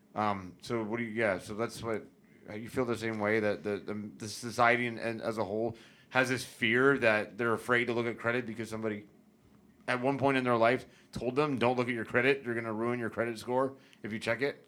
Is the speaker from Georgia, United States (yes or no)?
no; St. Petersburg, Florida, United States; also born or lived in Tampa, Florida / Davis Islands, Tampa; I was born and raised in Tampa Bay. I grew up in Saint Pete primarily, but I was back and forth across the bay my whole life.